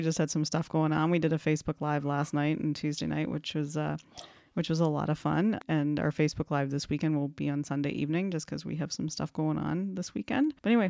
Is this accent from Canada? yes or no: yes; Canada; I am his Canadian co-host, and I've come to realize us Canadians don't know shit about snow.